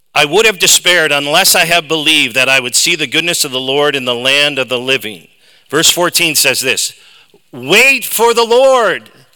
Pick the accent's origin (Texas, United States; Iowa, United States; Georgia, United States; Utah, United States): Iowa, United States; Dubuque; I hail from Dubuque, Iowa